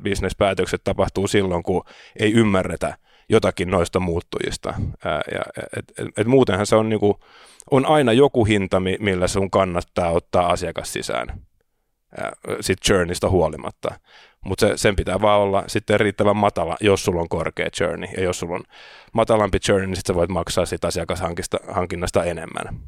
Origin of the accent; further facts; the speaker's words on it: Helsinki, Uusimaa, Finland; also born or lived in Riga, Latvia / Sweden; Mä oon Helsingistä kotoisin, opiskelin täällä, kävin ruotsinkielisen koulun